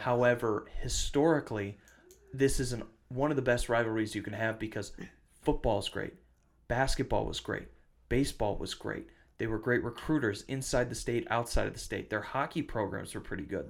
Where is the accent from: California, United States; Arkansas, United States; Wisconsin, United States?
Wisconsin, United States; Western; also born or lived in Michigan; now in Minnesota, United States; I grew up in Wisconsin. I live in Minnesota.